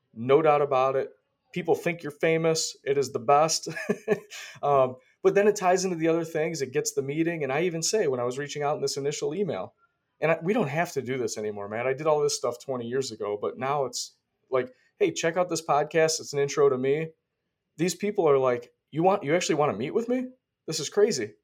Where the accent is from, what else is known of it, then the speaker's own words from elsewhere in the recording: Rochester, New York, United States; moved away as an adult; now in Florida, United States; I'm from Rochester, New York.